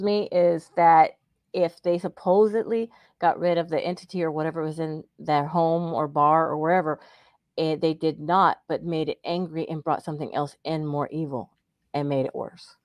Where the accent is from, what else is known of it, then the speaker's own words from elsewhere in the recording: the South, United States; also born or lived in Florida / Texas; I'm from the South too